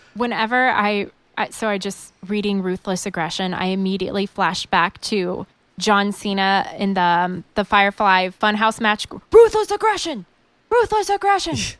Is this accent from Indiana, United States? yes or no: yes; Indiana, United States; I Grew up in Indiana